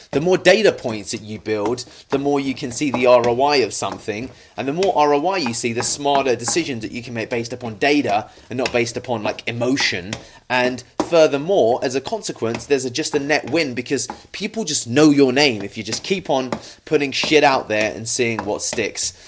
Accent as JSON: {"language": "English", "country": "United Kingdom", "said": "a British Indian"}